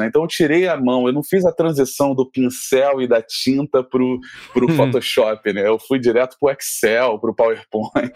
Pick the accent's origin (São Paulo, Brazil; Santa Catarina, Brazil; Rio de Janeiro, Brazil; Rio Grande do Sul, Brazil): Rio de Janeiro, Brazil; como boa carioca que somos